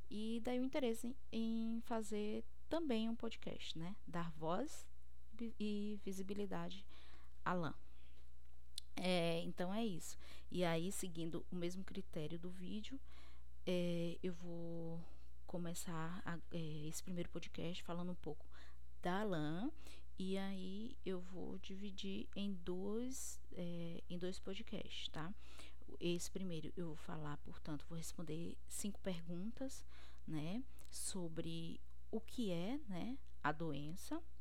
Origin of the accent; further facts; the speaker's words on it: Cruz das Almas, Bahia, Brazil; now in Fortaleza, Brazil; eu sou bióloga, eu sou baiana de Cruz das Almas. Atualmente eu estou morando no Ceará, em Fortaleza, porque eu estou fazendo doutorado aqui.